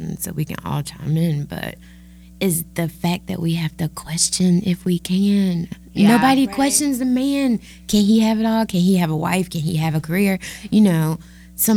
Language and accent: English; Raleigh, North Carolina, United States; moved away as an adult; now in Charlotte, United States; I'm originally from Raleigh